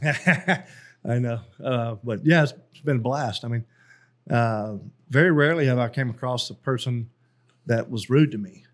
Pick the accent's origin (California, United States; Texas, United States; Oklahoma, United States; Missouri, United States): Texas, United States; Carthage; moved away as an adult; also born or lived in Korea; I was born in Carthage, Texas, which is small East Texas town